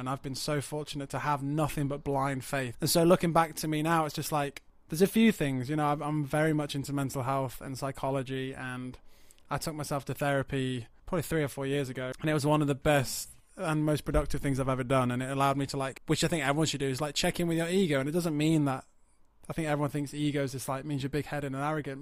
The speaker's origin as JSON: {"language": "English", "region": "Yorkshire and the Humber", "country": "United Kingdom", "tie": "born or raised there", "also_born_or_lived": "High Wycombe", "moved": "as an adult", "said": "I moved from North Yorkshire and, uh, you know, grew up in towns and villages"}